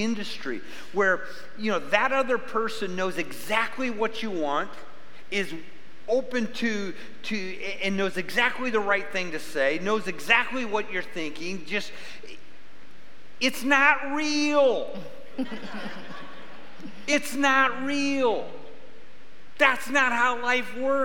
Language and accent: English; Midwest, United States; now in Arizona, United States; I grew up in the Midwest